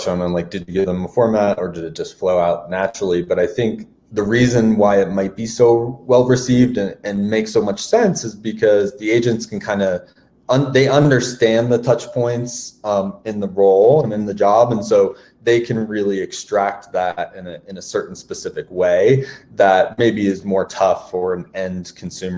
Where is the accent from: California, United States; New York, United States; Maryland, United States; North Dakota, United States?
Maryland, United States; I grew up in Maryland